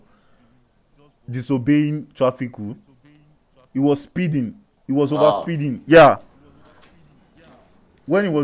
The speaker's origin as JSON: {"language": "English", "country": "Nigeria", "said": "Like us being Nigerians, like we just feel like, okay, I'm a Nigerian."}